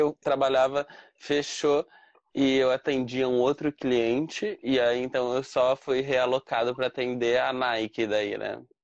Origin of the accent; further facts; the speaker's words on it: Cambé, Paraná, Brazil; moved away as an adult; now in Dublin, Ireland; do Paraná, de Cambé, ali do lado de Cambé, né? De lá de Londrina.